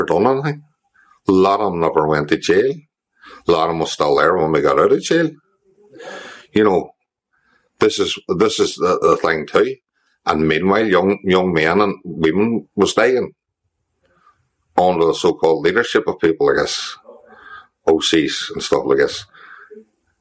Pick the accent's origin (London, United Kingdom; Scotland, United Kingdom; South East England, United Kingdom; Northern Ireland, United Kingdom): Northern Ireland, United Kingdom; Derry; born or raised there; also born or lived in England